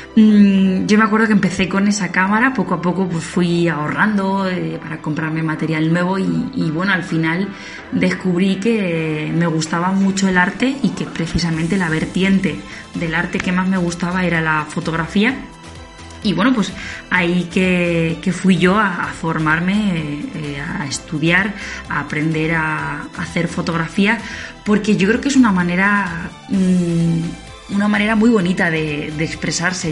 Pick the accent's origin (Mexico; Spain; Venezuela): Spain; Daimiel, Castilla-La Mancha; aquí en Daimiel, en mi pueblo